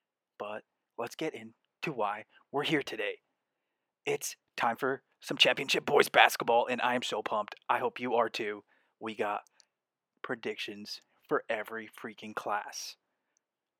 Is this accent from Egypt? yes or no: no; Omaha, Nebraska, United States; we're from Omaha. I'm from Omaha.